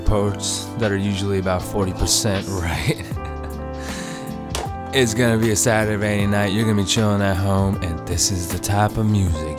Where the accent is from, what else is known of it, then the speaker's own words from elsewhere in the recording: India; I'm Indian.